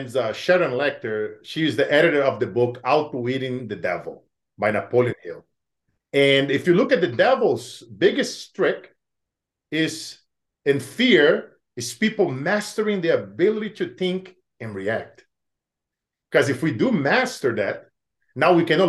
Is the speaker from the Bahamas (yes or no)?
no; Brazil; moved away; growing up in Brazil